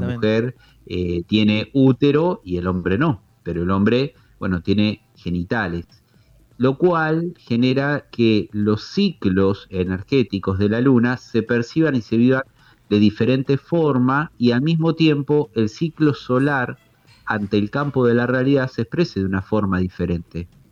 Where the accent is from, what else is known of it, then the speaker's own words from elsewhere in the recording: Tandil, Buenos Aires Province, Argentina; soy de Tandil